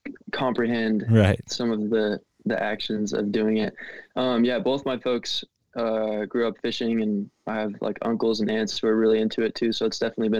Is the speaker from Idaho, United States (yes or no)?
yes; Boise, Idaho, United States; moved away as an adult; also born or lived in Bellingham, Washington; And let's see, I grew up in Boise, Idaho, which is definitely home for me. I've spent a little bit of time in Bellingham, Washington as a student.